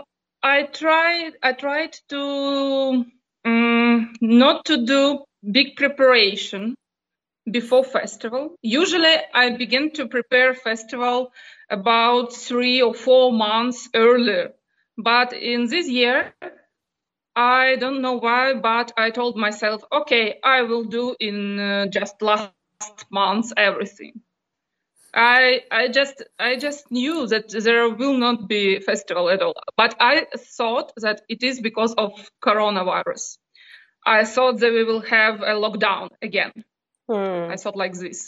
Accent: Donetsk, Donetsk Oblast, Ukraine; English is a second language; moved away as an adult; also born or lived in Luhansk / Melitopol; I'm not from Melitopol. I'm from Donetsk

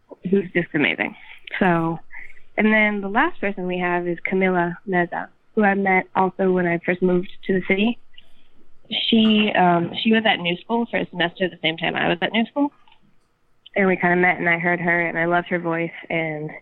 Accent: Jerusalem, Jerusalem District, Israel; moved away as an adult; now in New York, United States; I grew up in Jerusalem

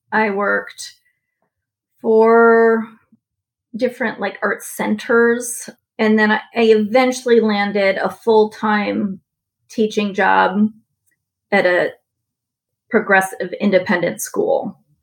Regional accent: San Francisco, California, United States; moved away as an adult; I grew up in San Francisco

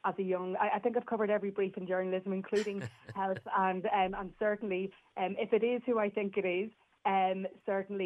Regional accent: Northern Ireland, United Kingdom; I'm from Northern Ireland

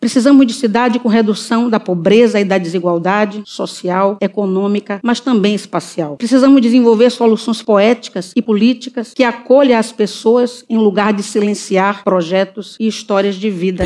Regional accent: Salvador, Bahia, Brazil; Tendo nascido no bairro da Liberdade, bairro que já foi considerado o mais negro da cidade de Salvador

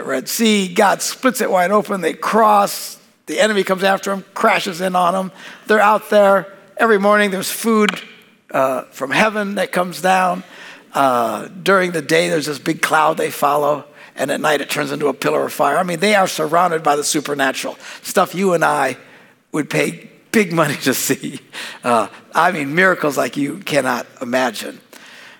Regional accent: Wisconsin, United States; We're from Wisconsin

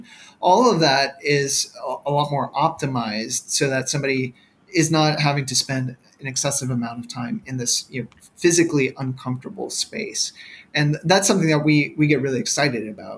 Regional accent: Katy, Texas, United States; moved away; I'm originally from Katy.

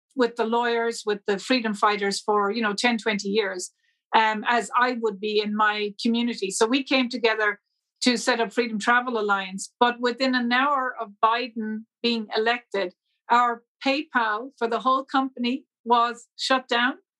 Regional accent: Ireland; I, as an Irish national

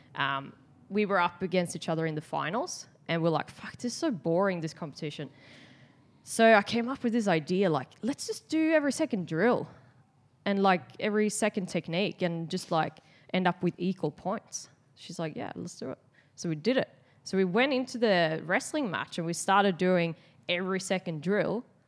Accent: Sweden; moved away as an adult; now in Australia; I'm from Sweden

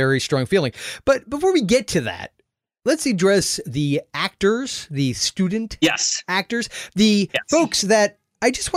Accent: St. Petersburg, Florida, United States; Summer Rental was shot in my hometown

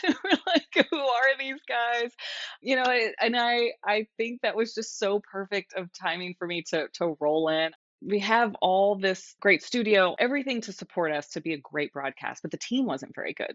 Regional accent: Texas, United States; I grew up there. I'm so Texan, it hurts.

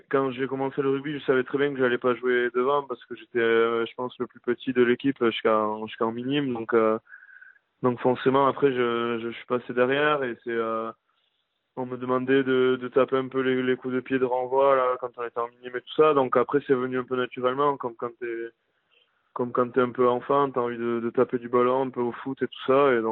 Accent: Saint-Pée-sur-Nivelle, Nouvelle-Aquitaine, France; also born or lived in Saint-Jean-de-Luz; je suis né à Saint-Jean-de-Luz. Donc, du coup, j'ai, j'ai commencé le rugby à l'âge de 6 ans à, à Saint-Pé-sur-Nivelle, un village à côté, lequel où je, où je vis depuis, depuis 25 ans.

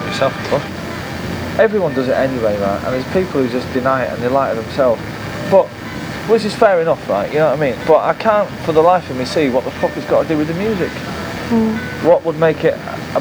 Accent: Manchester, North West England, United Kingdom; the culture that I was brought up in Manchester from when I was 14

